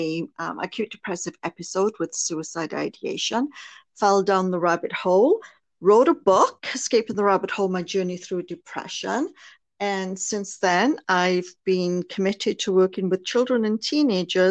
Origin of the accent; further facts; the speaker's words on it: Wales, United Kingdom; moved away as an adult; now in Canada; Originally, I was born in Wales in the United Kingdom, became a nurse. My childhood there was actually extremely abusive